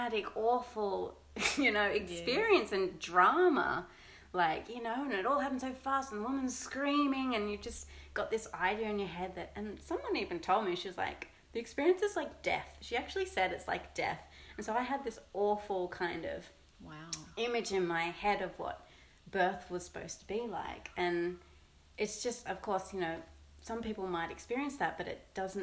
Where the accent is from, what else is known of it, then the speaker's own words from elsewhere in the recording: Sydney, New South Wales, Australia; moved away; we're originally from Sydney.